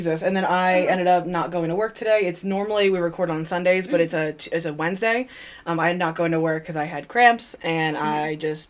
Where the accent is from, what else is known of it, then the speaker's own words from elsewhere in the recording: New Jersey, United States; I grew up in New Jersey, but I grew up right across the river from Pennsylvania